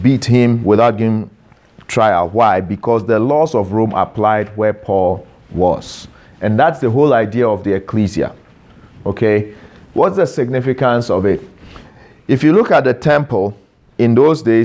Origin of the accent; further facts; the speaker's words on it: Ghana; now in Canada; I'm Ghanaian by birth. I've naturalized to become a Canadian citizen.